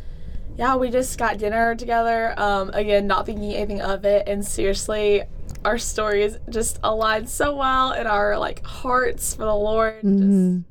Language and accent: English; Powdersville, South Carolina, United States; I am from Powdersville, South Carolina. It's not too big, but it's about 20 minutes from Clemson.